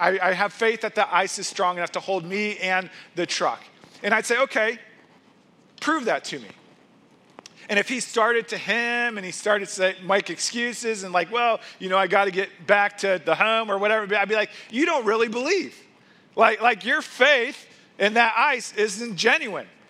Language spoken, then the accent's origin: English; Missouri, United States; moved away as an adult; I grew up in Missouri